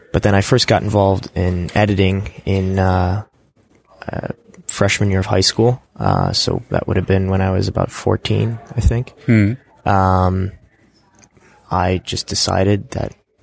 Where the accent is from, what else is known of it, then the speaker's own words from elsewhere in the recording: Ohio, United States; WikiConference North America is in my home state, at my university.